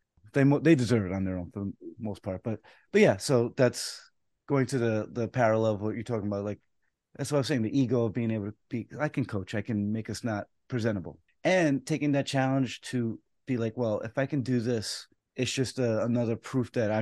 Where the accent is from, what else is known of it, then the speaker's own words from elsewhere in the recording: New York City, New York, United States; I was born in the Bronx